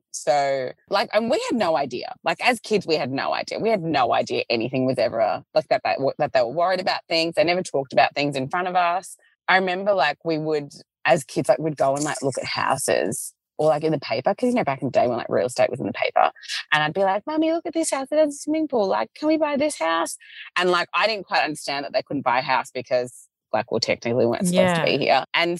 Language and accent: English; Melbourne, Victoria, Australia; growing up in Melbourne, you are a little bit spoiled with the multiculturalism of like, it's not even just like the people in the schools. It's like the fact that in any suburb, you can literally get like any cuisine, like the food element.